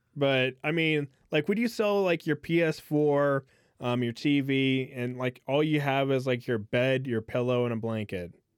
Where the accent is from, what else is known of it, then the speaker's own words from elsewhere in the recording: United States; as an American